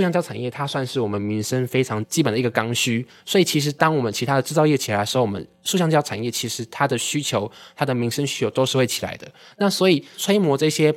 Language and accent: Chinese; Taiwan; 其实我们台湾人的接受度应该会蛮高